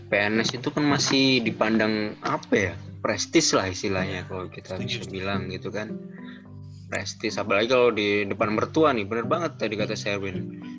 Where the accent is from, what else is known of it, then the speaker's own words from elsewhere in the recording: Boyolali, Central Java, Indonesia; menurut gue ya apalagi gue kan dari ini nih daerah kan asal gue dari Boyolali